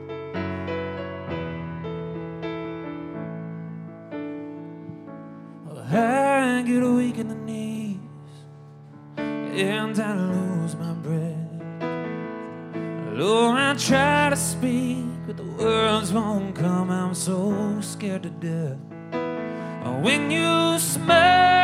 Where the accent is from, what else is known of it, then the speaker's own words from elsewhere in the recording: Texas, United States; growing up in Texas, my parents made us listen to music